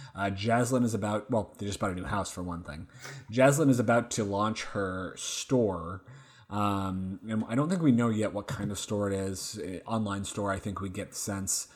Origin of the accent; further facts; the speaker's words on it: Oregon, United States; moved away; I'm from Oregon originally